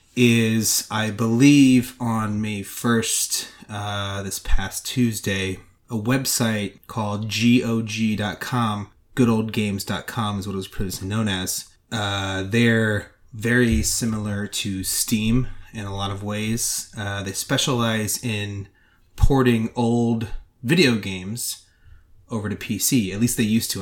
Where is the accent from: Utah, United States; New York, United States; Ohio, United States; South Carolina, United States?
Ohio, United States; we're from Ohio